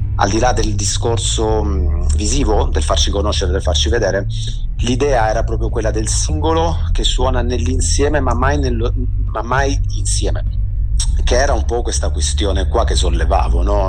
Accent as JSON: {"language": "Italian", "town": "Brindisi", "region": "Apulia", "country": "Italy", "tie": "born or raised there", "moved": "yes", "lives_now": "Genoa, Italy", "said": "io vivo a Genova dal 2000 ma sono nato e cresciuto a Brindisi in Puglia"}